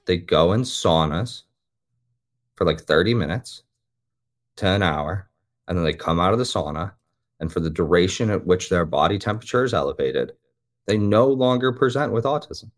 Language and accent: English; Midwest, United States; I'm from the Midwest, like, I grew up near cornfields